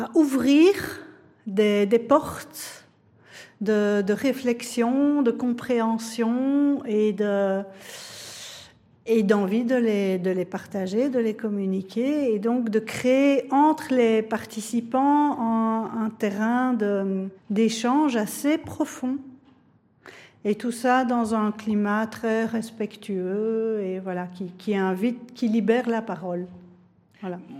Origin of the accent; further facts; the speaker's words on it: Belgium; nous touche tous en tant que Belges